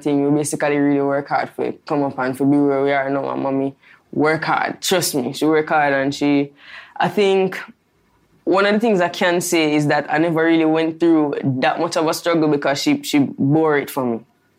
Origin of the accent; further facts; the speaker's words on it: Spanish Town, Saint Catherine Parish, Jamaica; I never grew up like this. I grew up in Spanish Town, a very humble life, as I say.